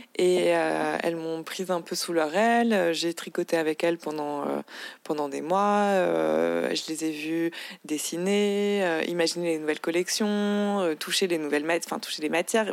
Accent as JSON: {"language": "French", "town": "Paris", "region": "Île-de-France", "country": "France", "tie": "born or raised there", "said": "j'ai grandi à Paris. Je suis née à Paris"}